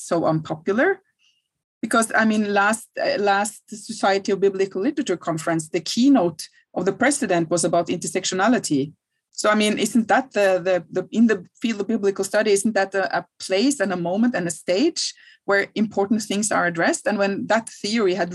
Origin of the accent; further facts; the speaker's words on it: Norway; I'm from Norway, I'm from Scandinavia, from Northern Europe